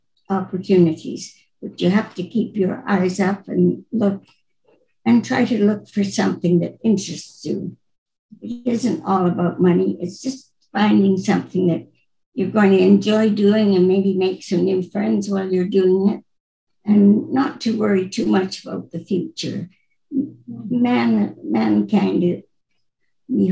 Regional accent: Neilburg, Saskatchewan, Canada; I grew up on a farm near north of Neilburg, 5 miles.

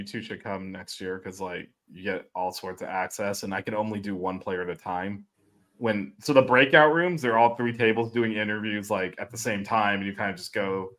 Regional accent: Miami, Florida, United States; I mean, he definitely heard I was from Miami, so I got that going.

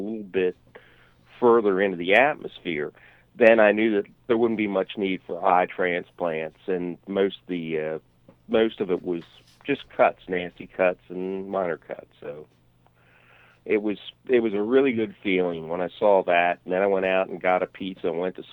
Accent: Canada; as a Canadian

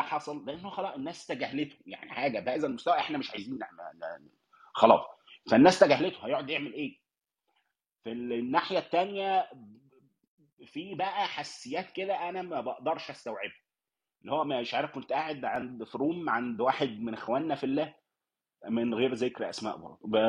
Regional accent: Egypt; أنا مثلاً كراجل مصري، اتولدت لقيت نفسي مصري من أب وأم مصرية

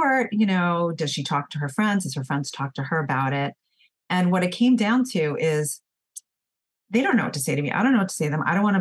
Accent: New York, United States; I'm from New York, so we're very fast paced

